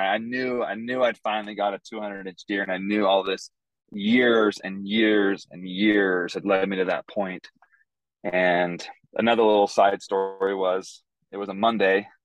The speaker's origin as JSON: {"language": "English", "region": "Idaho", "country": "United States", "tie": "born or raised there", "moved": "as an adult", "lives_now": "West Texas, United States", "said": "I grew up in Idaho"}